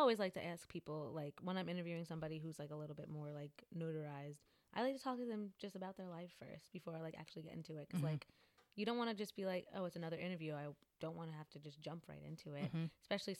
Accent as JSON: {"language": "English", "country": "Jamaica", "said": "Cause I am too. Shout out to Jamaica."}